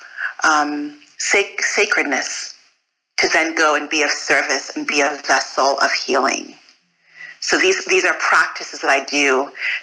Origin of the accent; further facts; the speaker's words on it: United States; also born or lived in Fort Greene; I'm Nigerian American